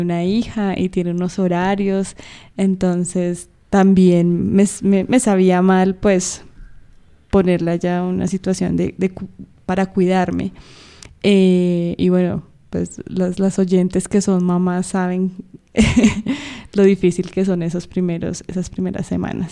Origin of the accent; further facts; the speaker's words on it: Bogotá, Colombia; estamos en Colombia, en mi ciudad natal, eh, Bogotá